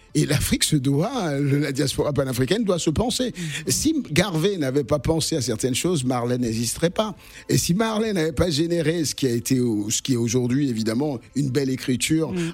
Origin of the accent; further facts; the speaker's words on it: Lille, Hauts-de-France, France; moved away as an adult; now in Cannes, France; Je suis lillois aussi parce que tout simplement j'ai grandi là